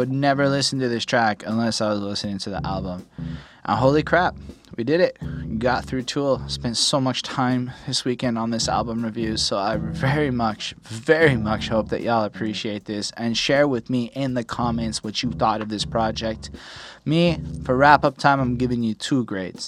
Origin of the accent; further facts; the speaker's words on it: Canada; I'm a Canadian